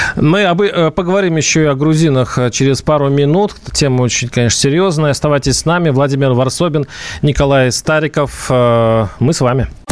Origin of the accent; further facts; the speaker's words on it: Russia; я россиянин